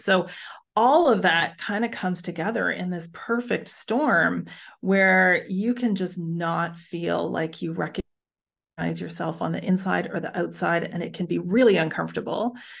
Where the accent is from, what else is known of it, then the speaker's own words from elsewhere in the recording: Canada; now in Netherlands; I'm Canadian, but living overseas, so I live in the Netherlands